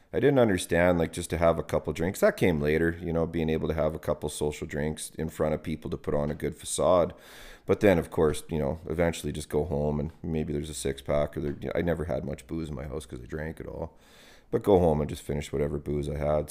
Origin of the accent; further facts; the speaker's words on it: Calgary, Alberta, Canada; also born or lived in High River, Alberta; at age, I think it was age thirteen, we moved from the city, we moved from Marlboro Park out to High River.